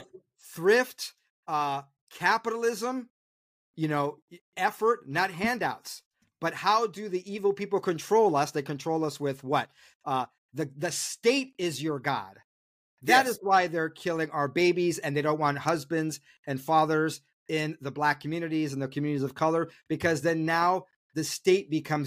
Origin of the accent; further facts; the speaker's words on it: New York City, New York, United States; I was born in Harlem